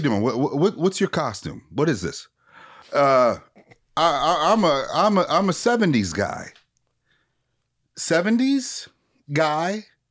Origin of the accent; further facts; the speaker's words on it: Minneapolis, Minnesota, United States; I'm from Minneapolis